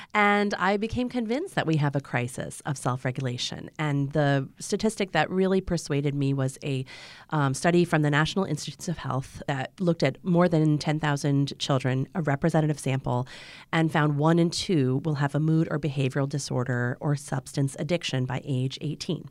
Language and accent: English; Ann Arbor, Michigan, United States; I was born in Ann Arbor in the middle of a snowstorm.